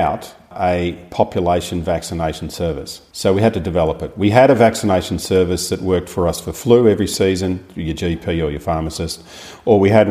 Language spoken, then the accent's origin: English; Longerenong, Victoria, Australia; also born or lived in Horsham; I grew up in Longronong